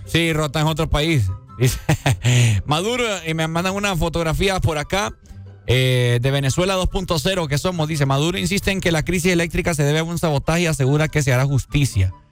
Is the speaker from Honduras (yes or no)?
yes; Honduras; nosotros como hondureños